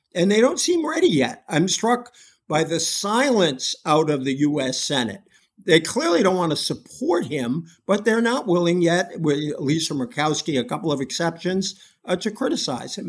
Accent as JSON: {"language": "English", "region": "Massachusetts", "country": "United States", "said": "I come from Massachusetts, where James Michael Curley got elected from a jail cell"}